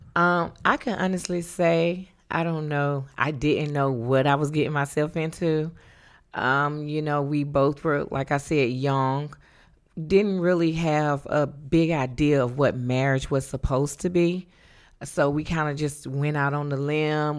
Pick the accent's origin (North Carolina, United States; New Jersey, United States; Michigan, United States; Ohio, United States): North Carolina, United States; moved away as an adult; born and raised in North Carolina